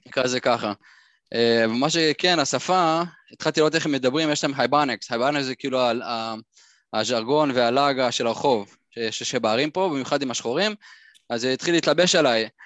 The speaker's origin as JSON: {"language": "Hebrew", "town": "Ra'anana", "region": "Central District", "country": "Israel", "tie": "born or raised there", "moved": "as an adult", "said": "אני נולדתי ברעננה, ככה גדלתי"}